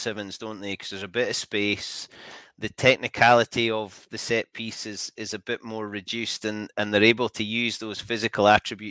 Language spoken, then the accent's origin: English; Scottish Borders, Scotland, United Kingdom; I'm from the Scottish borders.